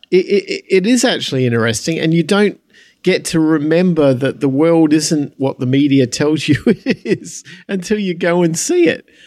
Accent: United States; I'm an American

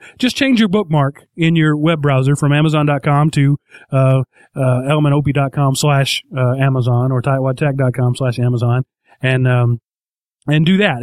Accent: United States; being an American

